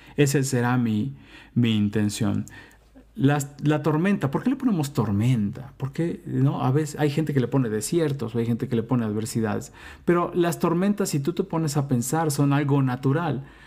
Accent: Mexico; moved away; also born or lived in United States / Mexico City; soy mexicano, vivo en la Ciudad de México

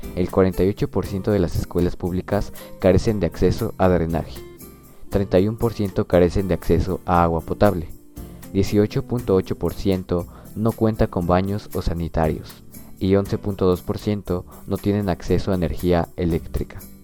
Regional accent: Mexico

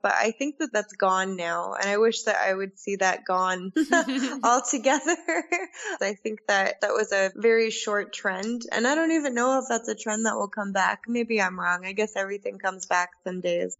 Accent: Colorado, United States; moved away as an adult; also born or lived in Australia; now in Prague, Czech Republic; I grew up in Colorado

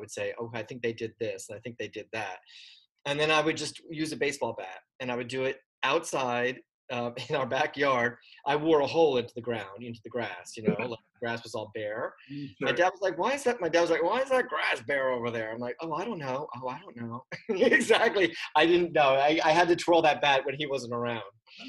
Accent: Pottsville, Pennsylvania, United States; moved away as an adult; now in New York, United States; No, I'm from Pottsville. I moved, I graduated in 83, and then I took a year to kind of work and try to save some money. And then I moved to New York in August of 84.

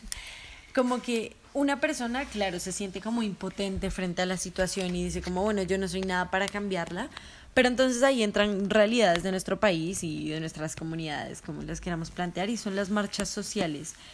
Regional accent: Colombia; moved away; he vivido como colombiana que ha salido del país

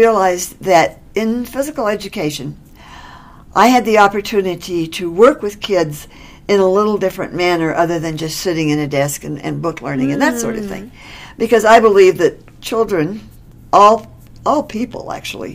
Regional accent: McPherson, Kansas, United States; moved away as an adult; also born or lived in Oklahoma / Texas / Mississippi / Colorado; now in Westminster, United States; I was born and raised in Kansas.

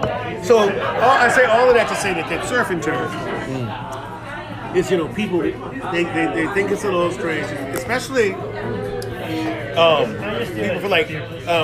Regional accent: New Orleans, Louisiana, United States; moved away as an adult; now in Osaka, Japan; I'm from New Orleans, Louisiana.

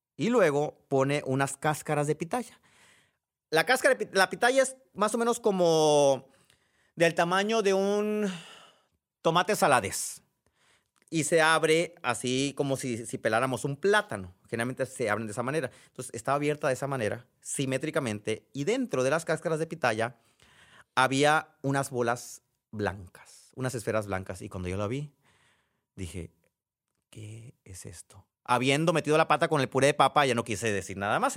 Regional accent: Sonora, Mexico; quienes somos de Sonora

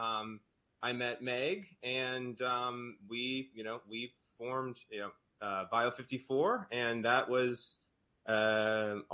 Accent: North Carolina, United States; moved away as an adult; also born or lived in New Orleans, Louisiana / Boston, Massachusetts / St. Louis, Missouri; I am from North Carolina

